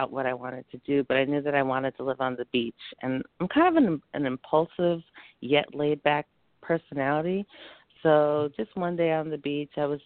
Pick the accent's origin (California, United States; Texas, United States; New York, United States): New York, United States; New York City; And I'm originally from New York City, so it's already a fast paced life.